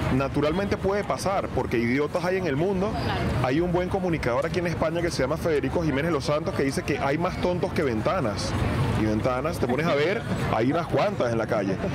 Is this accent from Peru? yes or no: no; Venezuela; now in Spain; los venezolanos, no accedemos a puestos de alta responsabilidad